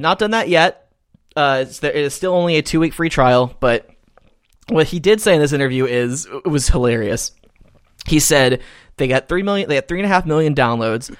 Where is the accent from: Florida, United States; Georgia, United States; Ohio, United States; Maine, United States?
Georgia, United States; now in Texas, United States; my home state of Georgia